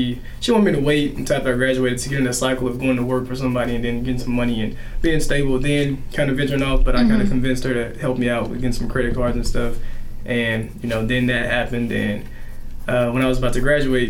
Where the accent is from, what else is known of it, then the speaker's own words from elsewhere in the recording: Helena, Arkansas, United States; I was born and raised in Helena, Arkansas, real poor, underrepresented area, Southeast Arkansas.